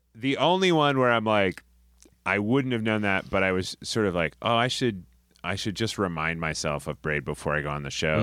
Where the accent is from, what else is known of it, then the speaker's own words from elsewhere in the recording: Rhode Island, United States; moved away as an adult; also born or lived in Boston; now in New York, United States; I'm from Rhode Island, and, uh, I went to school in Boston.